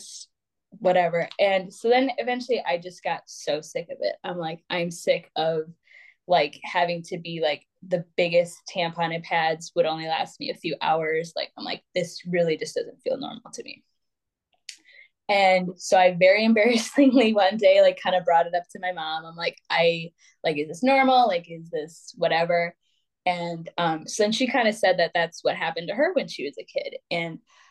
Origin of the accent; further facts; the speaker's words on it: Wisconsin, United States; I'm born and raised in Wisconsin